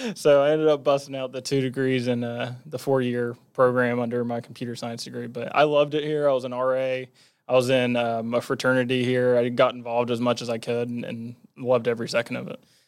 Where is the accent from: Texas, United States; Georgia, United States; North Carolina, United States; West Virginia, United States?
West Virginia, United States; Huntington; I was born and raised in Huntington, was here until